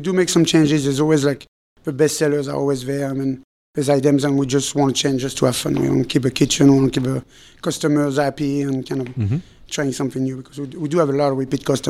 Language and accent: English; Philadelphia, Pennsylvania, United States; now in St. Petersburg, United States; because I was from Philadelphia, which was a different crowd, different customer base